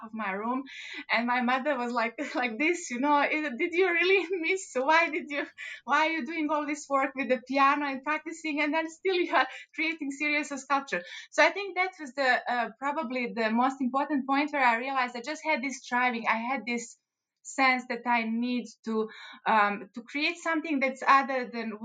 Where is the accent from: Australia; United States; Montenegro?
Montenegro; moved away; I was born in Montenegro